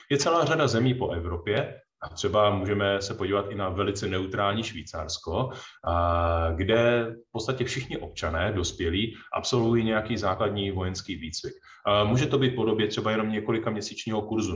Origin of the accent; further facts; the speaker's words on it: Czechia; jsme se jako Češi